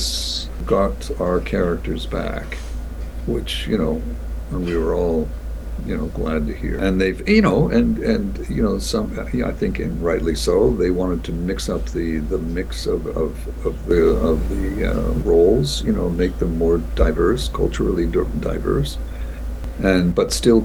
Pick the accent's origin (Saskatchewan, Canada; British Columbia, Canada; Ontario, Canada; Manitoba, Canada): Ontario, Canada; Toronto; now in Vancouver, Canada; Toronto's my hometown